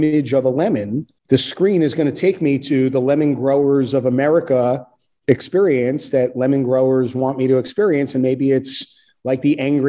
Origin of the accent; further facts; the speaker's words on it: New York, United States; I'm a New Yorker